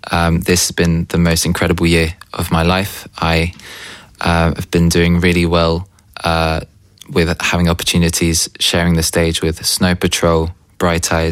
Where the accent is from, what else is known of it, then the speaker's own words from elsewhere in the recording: United Kingdom; now in Berlin, Germany; So I'm a British indie pop singer songwriter based in Berlin.